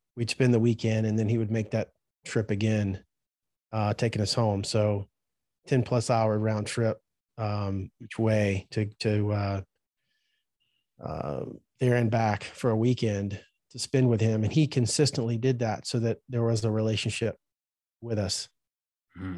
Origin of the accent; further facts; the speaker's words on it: Birmingham, Alabama, United States; also born or lived in Safford, Alabama; I was there till I was 12 years old, and then um, at 12 we moved from Birmingham to a town called Safford, Alabama.